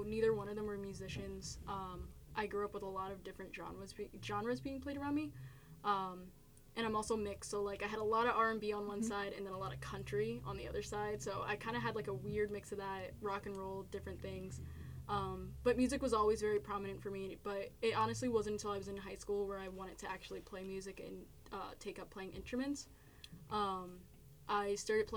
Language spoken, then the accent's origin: English; New Jersey, United States; we always just kind of say Central Jersey